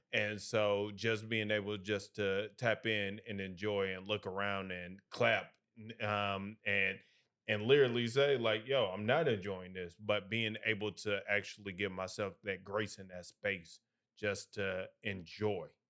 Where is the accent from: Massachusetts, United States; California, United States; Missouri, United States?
Missouri, United States; St. Louis; moved away as an adult; also born or lived in Alabama / Birmingham, Alabama; now in Atlanta, United States; I hail from Midwest, Saint Louis to be exact.